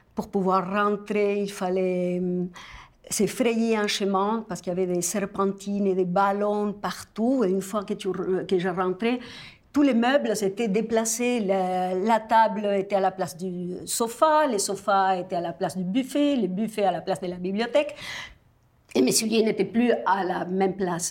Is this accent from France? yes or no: no; Argentina; moved away; je viens de l'Argentine